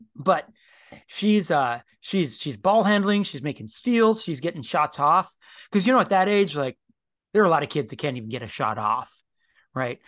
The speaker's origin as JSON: {"language": "English", "country": "United States", "said": "as American Christians"}